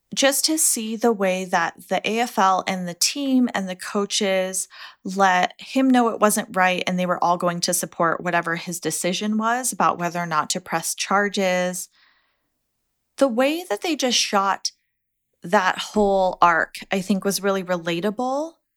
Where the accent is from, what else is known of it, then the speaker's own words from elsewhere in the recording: United States; as an American